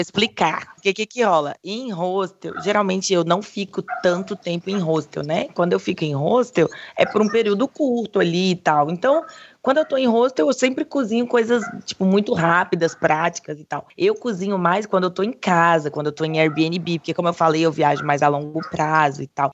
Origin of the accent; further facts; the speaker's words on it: Brazil; now in Thailand; sou brasileira